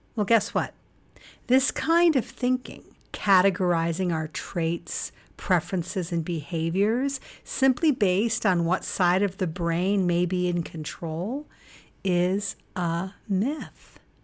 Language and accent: English; United States; us Americans